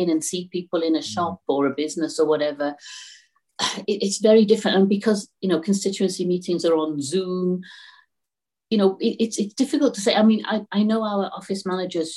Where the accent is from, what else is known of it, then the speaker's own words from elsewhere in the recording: Newport, Wales, United Kingdom; I'm really glad that I'm from Newport West, because I know the areas